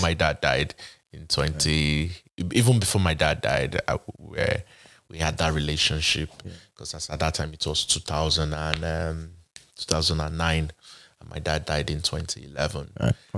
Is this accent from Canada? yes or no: no; Benin City, Edo, Nigeria; moved away as an adult; now in Atlanta, United States; I was born and raised in Benin, Edo State, Nigeria